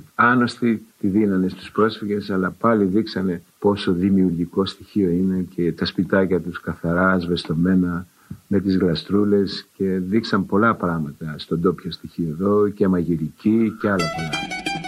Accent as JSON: {"language": "Greek", "town": "Nea Ionia", "region": "Attica", "country": "Greece", "tie": "born or raised there", "said": "γεννήθηκα και μεγάλωσα μέσα σε πρόσφυγε"}